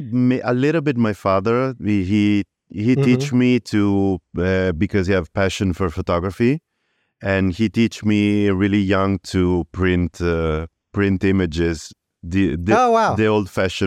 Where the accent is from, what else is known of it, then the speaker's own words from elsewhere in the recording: Padua, Veneto, Italy; moved away; Yes, I was born in Padua.